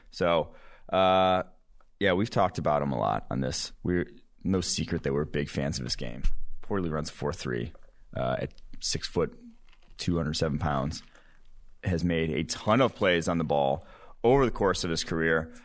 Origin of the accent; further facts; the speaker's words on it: Cincinnati, Ohio, United States; my hometown Bearcats